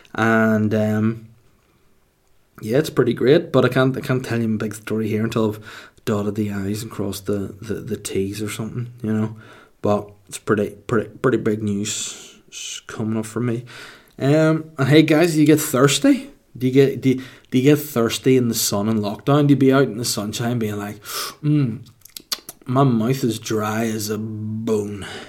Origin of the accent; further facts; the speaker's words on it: Holywood, Northern Ireland, United Kingdom; Hollywood, my hometown